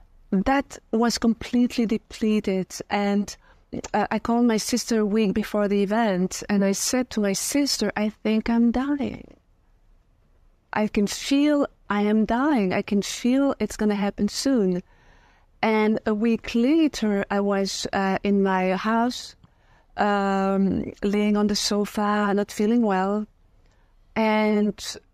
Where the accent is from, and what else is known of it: Belgium; born or raised there; also born or lived in France; now in United States